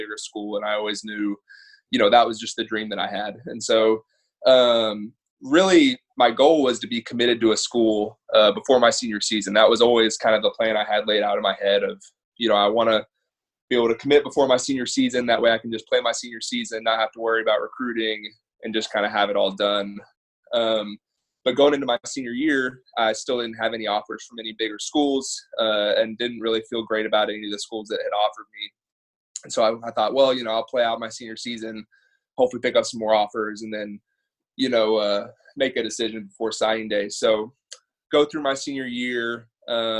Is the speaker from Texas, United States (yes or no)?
yes; Southlake, Texas, United States; grew up in Southlake. Obviously, that's how we know each other. Grew up in the same town.